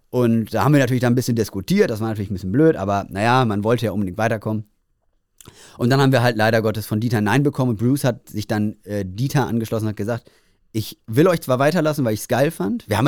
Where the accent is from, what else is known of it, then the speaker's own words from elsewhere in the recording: Bavaria, Germany; Ich bin aus Bayern.